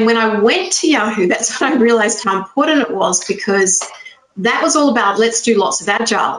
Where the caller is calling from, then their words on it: Porto, Norte, Portugal; Porto in Portugal, so it's northern Portugal.